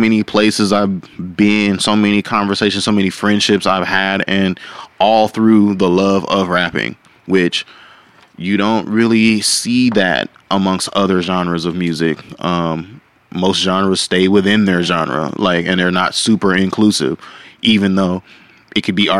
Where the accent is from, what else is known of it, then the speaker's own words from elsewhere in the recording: Fort Worth, Texas, United States; I'm from Fort Worth